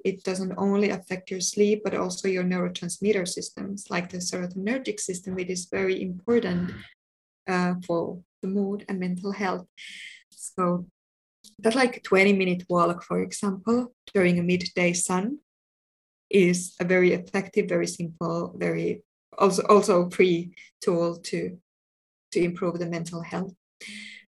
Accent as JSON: {"language": "English", "country": "Finland", "also_born_or_lived": "United Kingdom", "moved": "yes", "said": "I'm from Finland"}